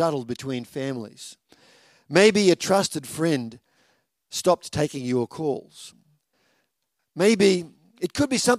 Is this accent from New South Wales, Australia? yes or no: no; Victoria, Australia; now in Toowoomba, Australia; growing up in Victoria, and a little country town where we were